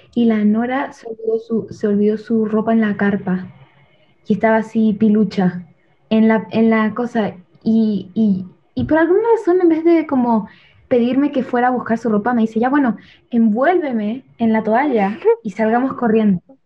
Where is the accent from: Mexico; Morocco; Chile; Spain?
Chile; moved away; me preguntan dónde soy y tengo que decir que soy de Chile.